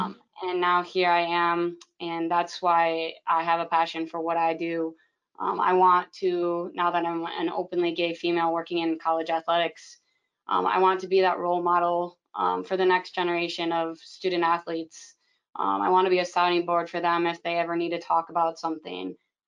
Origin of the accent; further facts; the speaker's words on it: Grand Rapids, Michigan, United States; I'm from West Michigan, Grand Rapids area